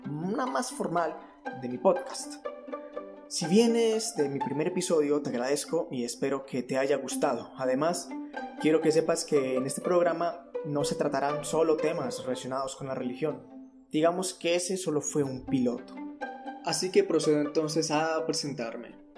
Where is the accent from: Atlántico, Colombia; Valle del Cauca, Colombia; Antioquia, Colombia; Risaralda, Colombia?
Antioquia, Colombia; also born or lived in Medellín; soy de Colombia, más específicamente de Antioquia y resido en Medellín